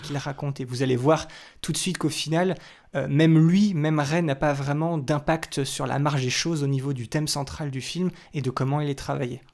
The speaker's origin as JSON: {"language": "French", "country": "France", "said": "chez nous en France"}